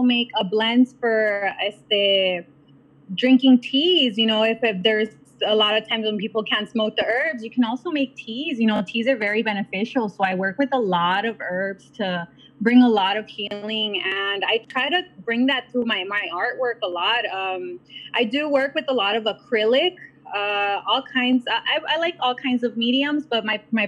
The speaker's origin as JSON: {"language": "English", "town": "South Gate", "region": "California", "country": "United States", "tie": "born or raised there", "said": "I pretty much grew up here in Southgate."}